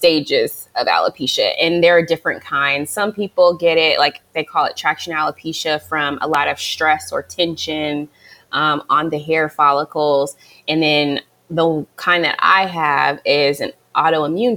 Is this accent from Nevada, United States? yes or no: yes; Las Vegas, Nevada, United States; moved away as an adult; also born or lived in Hampton, Virginia; I'm originally from Vegas